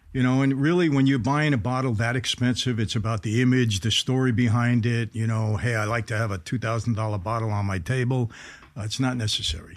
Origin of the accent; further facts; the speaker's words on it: New York City, New York, United States; I grew up in Brooklyn, New York